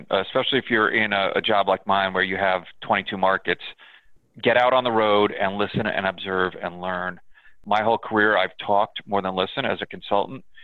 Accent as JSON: {"language": "English", "region": "New York", "country": "United States", "tie": "born or raised there", "said": "Uh, I'm a New Yorker. I'm a ah."}